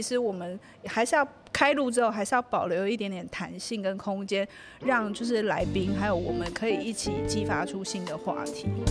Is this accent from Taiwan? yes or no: yes; Taiwan; 我就是土生土长，就是很，很地道的，就是台湾小孩，然后我也没有出国读书